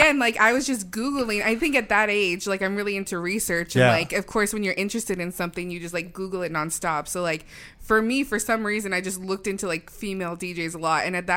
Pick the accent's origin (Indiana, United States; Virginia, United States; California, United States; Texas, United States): California, United States; Rancho Cucamonga; I'm from Rancho Cucamonga.